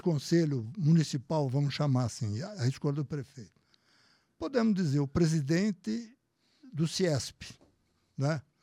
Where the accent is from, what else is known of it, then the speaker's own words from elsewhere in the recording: Brazil; que sou brasileiro